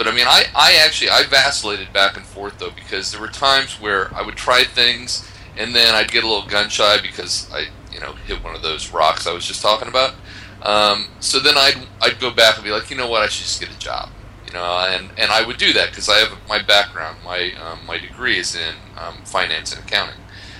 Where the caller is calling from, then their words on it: Poland; I am talking to you from Poland.